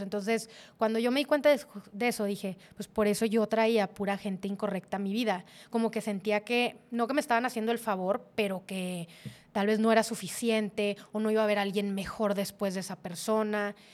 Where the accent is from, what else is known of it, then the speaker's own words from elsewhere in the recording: Monterrey, Nuevo León, Mexico; moved away as an adult; also born or lived in Saltillo; como típica regia